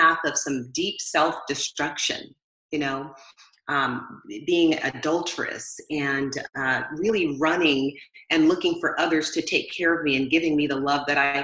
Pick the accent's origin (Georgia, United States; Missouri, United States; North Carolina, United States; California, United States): California, United States; Southern; I grew up in Southern California here in the United States.